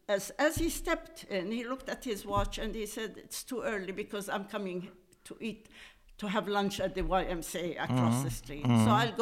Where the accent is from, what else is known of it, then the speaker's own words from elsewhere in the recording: Jaffa, Palestine; born there; And I was born in Jaffa in 1933.